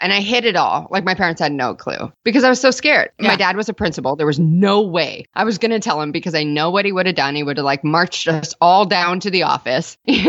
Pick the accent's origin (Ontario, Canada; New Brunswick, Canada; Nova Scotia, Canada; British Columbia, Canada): Ontario, Canada; Toronto